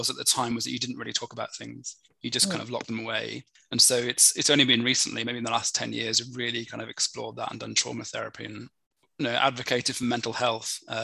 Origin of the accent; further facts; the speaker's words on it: Birmingham, West Midlands, United Kingdom; accent: Birmingham; also born or lived in Newcastle upon Tyne; I was born in Newcastle, Newcastle upon Tyne. Mm-hmm. I used to apparently had an accent until I was about five, but then as a family we moved down to Birmingham, and I got a Birmingham accent.